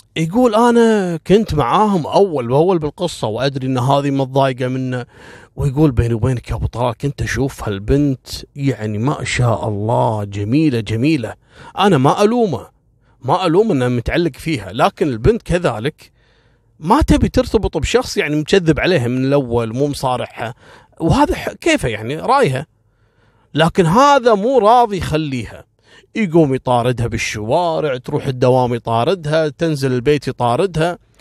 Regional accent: Kuwait; احنا هني في الكويت

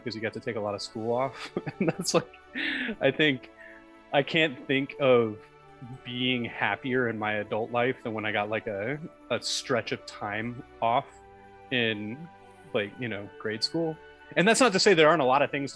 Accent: Alabama, United States; also born or lived in New York area; now in New York, United States; We're all from Alabama, but we all ended up here

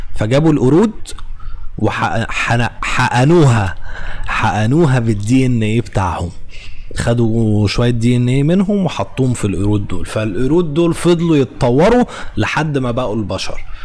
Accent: Egypt; واحنا كمصريين وعرب

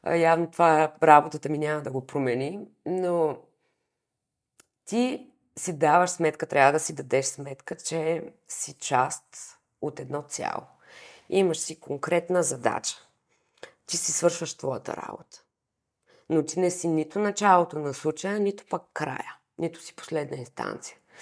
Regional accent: Varna, Varna Province, Bulgaria; аз съм от Варна, и всички в квартала се познавахме

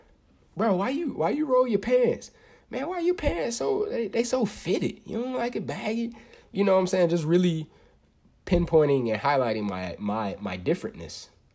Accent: United States; born there; I was born in Polk County and then ended up moving. Me and mom's ended up moving and everything like that.

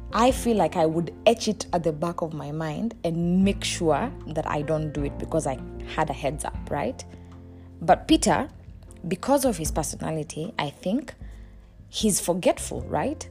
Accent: Kenya; I'm Kenyan

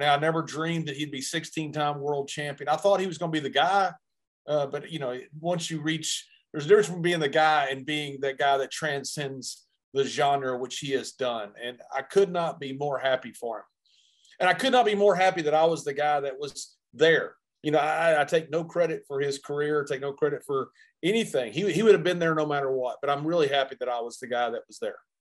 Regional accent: Sweetwater, Texas, United States; the town where I grew up, Sweetwater

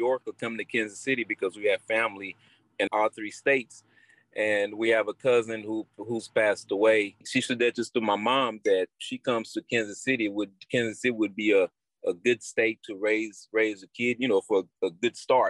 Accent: Guadeloupe; I was born in Guadeloupe of Haitian mother. I grew up in Guadeloupe playing soccer at a very young age.

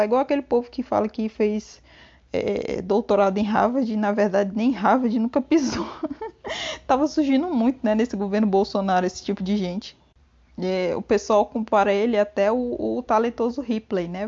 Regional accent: Brazil; nós brasileiros podemos falar igual portugueses

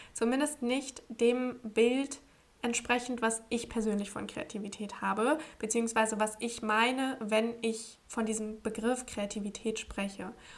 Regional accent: Braunschweig, Lower Saxony, Germany; moved away; also born or lived in Portugal; in meiner Heimat in Braunschweig

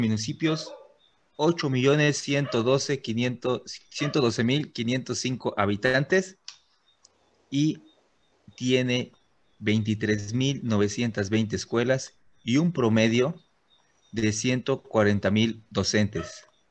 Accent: Río Blanco, Veracruz, Mexico; yo nací en Roblanco Blanco, pero también, pues, también soy de Veracruz, ¿va? Y sigo viviendo en Río Blanco

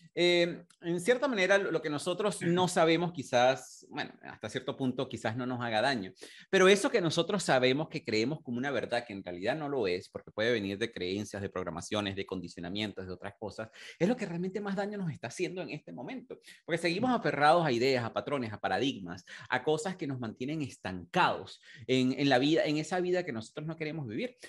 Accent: Venezuela; moved away as an adult; also born or lived in United Kingdom; cuando yo emigré de, de, de, de Venezuela hace más de 21 años

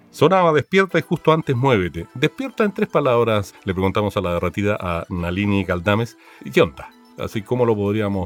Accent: Valparaíso, Chile; Yo me crié harto en el Cerro Alegre. Yo nací en Playa Ancha

